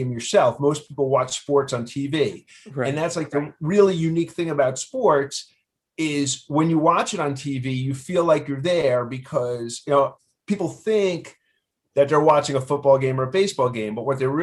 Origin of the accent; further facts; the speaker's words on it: New York City, New York, United States; I grew up in Queens.